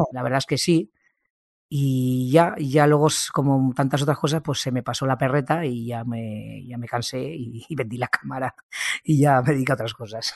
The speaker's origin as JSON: {"language": "Spanish", "town": "Ejea de los Caballeros", "region": "Aragon", "country": "Spain", "tie": "born or raised there", "lives_now": "Zaragoza, Spain", "said": "Yo soy de un pueblo, Ejea de los Caballeros, que está a unos 60 kilómetros, pero bueno, me nacieron aquí en Zaragoza y luego estuve en mi pueblo hasta los 20 añitos"}